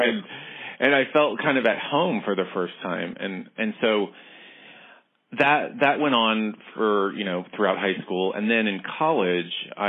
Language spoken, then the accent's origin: English; Dallas, Texas, United States; moved away as an adult; also born or lived in Tokyo; I grew up in Dallas, Texas